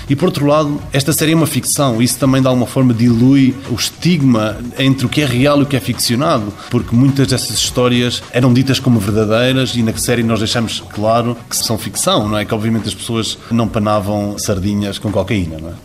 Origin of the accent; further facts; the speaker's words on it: São Miguel, Azores, Portugal; accent: Micaelense; como Michelense, que esse sotaque fosse usado